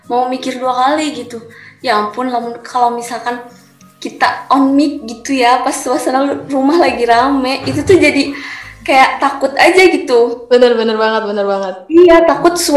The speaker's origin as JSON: {"language": "Indonesian", "town": "Sukabumi", "region": "West Java", "country": "Indonesia", "said": "menurut aku pribadi, karena aku kan dari Sukabumi, yang tentunya kalau misalkan nanti kuliahnya offline, otomatis aku kan di Ciputat ya ngekos"}